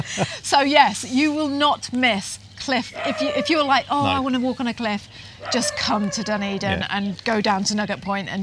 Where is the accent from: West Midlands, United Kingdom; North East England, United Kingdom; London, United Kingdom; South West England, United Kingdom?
South West England, United Kingdom; Cornwall; moved away as an adult; also born or lived in Taranaki, New Zealand / New Plymouth, New Zealand; now in New Zealand; We were raised in Cornwall in England